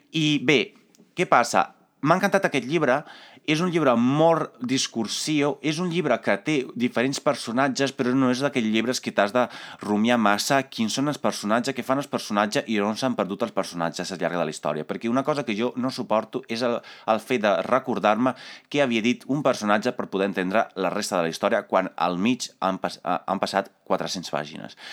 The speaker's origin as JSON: {"language": "Catalan", "country": "Italy", "second_language": "Catalan", "moved": "yes", "said": "jo sóc d'Itàlia"}